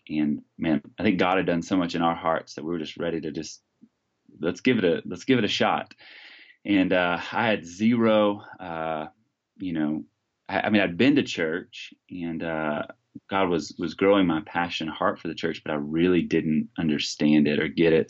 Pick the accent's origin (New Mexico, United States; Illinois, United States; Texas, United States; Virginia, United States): Texas, United States; now in Washington, United States; was born and raised in Texas